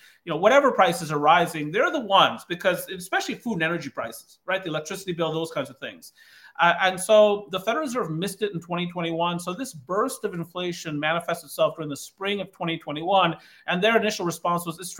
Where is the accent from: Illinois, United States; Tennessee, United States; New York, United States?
Illinois, United States; Kankakee County; now in Baltimore, United States; I grew up in Kankakee County, Illinois, where the unemployment rate in the early 1980s was above 20%.